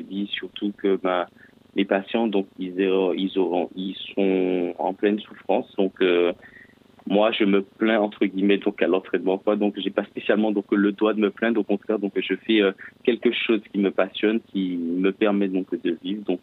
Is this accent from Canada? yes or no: no; Martinique; Alors effectivement, donc je suis originaire de, de la Martinique euh, spécialement.